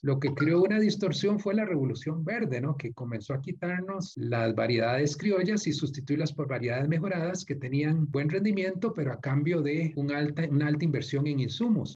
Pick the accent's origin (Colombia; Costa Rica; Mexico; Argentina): Costa Rica; los que somos costarricenses